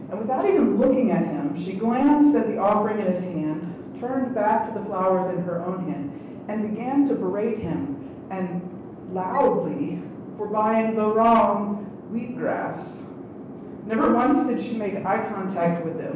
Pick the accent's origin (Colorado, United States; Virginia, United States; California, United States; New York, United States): Virginia, United States; Scottsville; my hometown of Scottsville